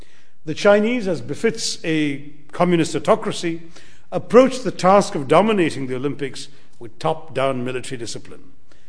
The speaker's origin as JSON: {"language": "English", "country": "India"}